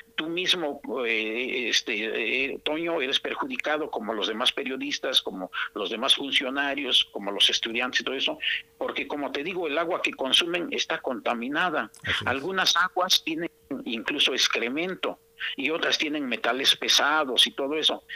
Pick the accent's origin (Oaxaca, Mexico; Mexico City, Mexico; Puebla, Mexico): Oaxaca, Mexico; yo viví en mi niñez allí por Montoya por la colonia Casablanca